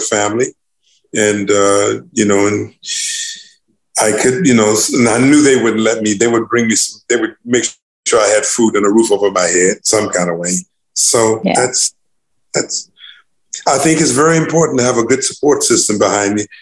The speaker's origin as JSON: {"language": "English", "town": "Newport News", "region": "Virginia", "country": "United States", "tie": "born or raised there", "said": "my hometown in Newport News, Virginia"}